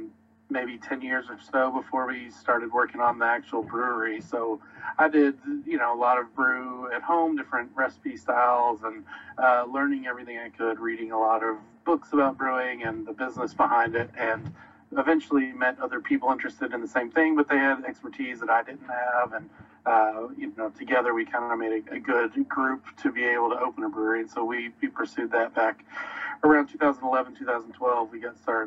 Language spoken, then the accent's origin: English; Kentucky, United States; I grew up in Kentucky